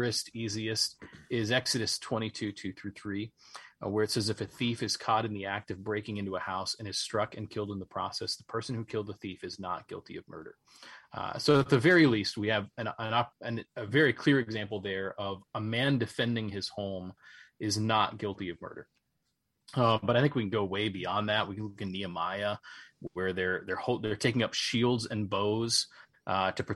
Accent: Charleston, West Virginia, United States; my hometown of Charleston, West Virginia

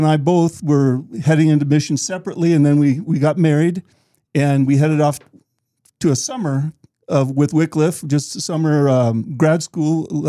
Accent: Liberia; moved away as an adult; now in United States; Born and raised there 18 years, came to the U

